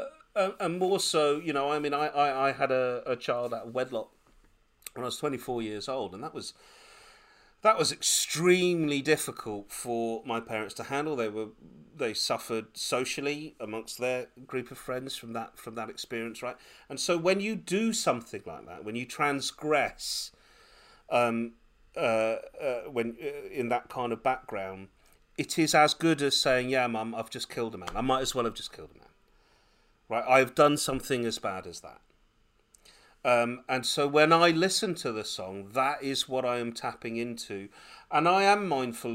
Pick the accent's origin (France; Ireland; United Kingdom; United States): United Kingdom; I was born in Britain, and super Anglicised.